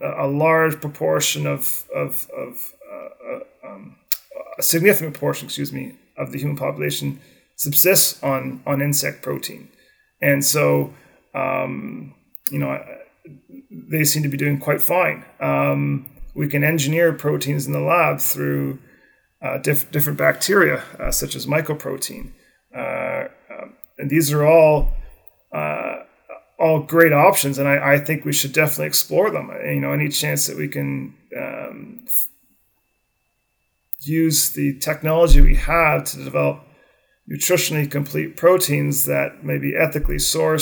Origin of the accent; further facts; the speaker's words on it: Canada; growing up in Canada, hockey was my sport, ice hockey